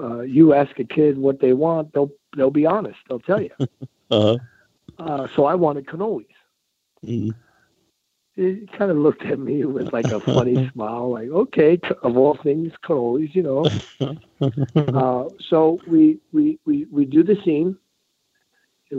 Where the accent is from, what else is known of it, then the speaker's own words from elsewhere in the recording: New York City, New York, United States; now in Colorado, United States; I grew up in Queens. I grew up in a middle-class neighborhood in Queens